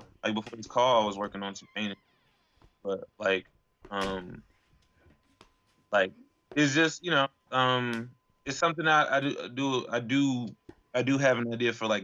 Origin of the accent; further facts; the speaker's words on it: Chicago, Illinois, United States; now in Las Vegas, United States; I was born in Chicago.